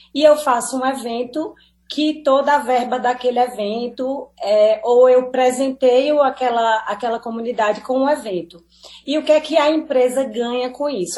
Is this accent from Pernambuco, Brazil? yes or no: yes; Petrolina, Pernambuco, Brazil; also born or lived in Bahia; eu sou do Vale, eu sou de Petrolina, mas eu sou peba, metade pernambucana, metade baiana